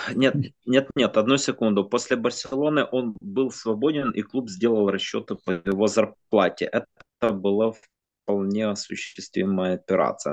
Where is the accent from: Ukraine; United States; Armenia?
Ukraine; как украинец